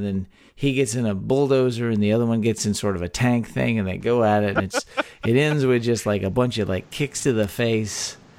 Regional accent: Texas, United States; a talk show about Texas by Texans, where three friends born and raised in the Lone Star State share our views on the history, culture, and just what it means to be Texan.

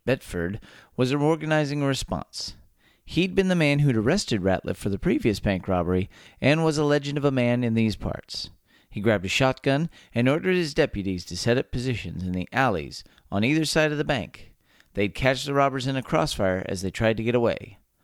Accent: Texas, United States; three friends born and raised in the Lone Star State

